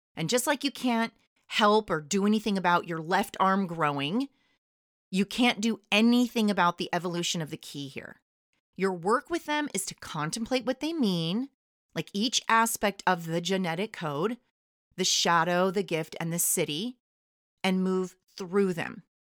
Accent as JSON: {"language": "English", "region": "California", "country": "United States", "said": "I'm from California"}